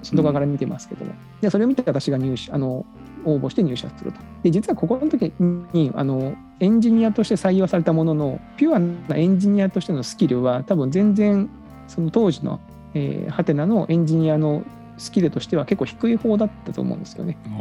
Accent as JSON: {"language": "Japanese", "region": "Kagoshima", "country": "Japan", "tie": "born or raised there", "moved": "yes", "said": "私は鹿児島の出身"}